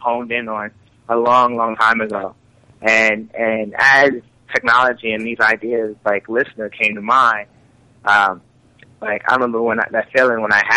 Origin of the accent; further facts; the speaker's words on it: Baltimore, Maryland, United States; I grew up in Baltimore. Family was originally from Jamaica.